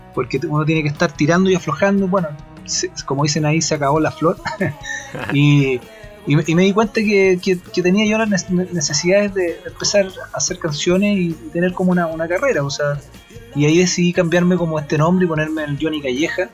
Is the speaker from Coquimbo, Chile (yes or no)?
no; Concepción, Biobío, Chile; soy de allá de Concepción